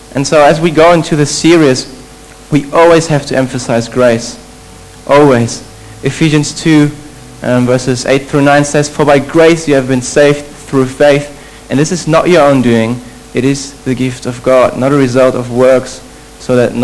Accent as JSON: {"language": "English", "country": "Germany", "tie": "born or raised there", "moved": "as an adult", "said": "I'm from Germany. However, interesting fact, I'm actually not German. I wouldn't consider myself as German. My parents are from Poland"}